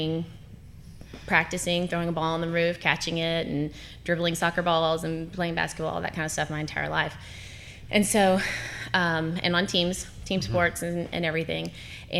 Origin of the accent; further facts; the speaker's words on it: Paducah, Kentucky, United States; Paducah, Kentucky